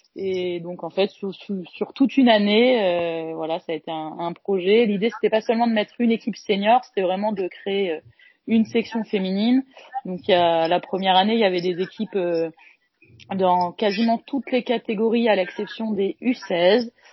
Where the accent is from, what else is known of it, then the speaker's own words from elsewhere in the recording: Caen, Normandy, France; je suis de Caen